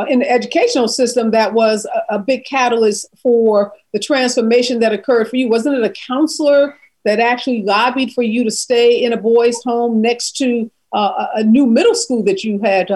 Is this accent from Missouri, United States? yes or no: yes; St. Louis, Missouri, United States; my hometown of St. Louis, Missouri